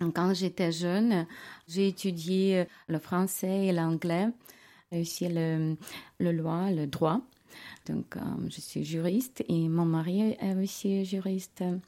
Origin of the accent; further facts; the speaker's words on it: Kyiv, Ukraine; French is a second language; moved away as an adult; now in Switzerland; Je viens de Kiev.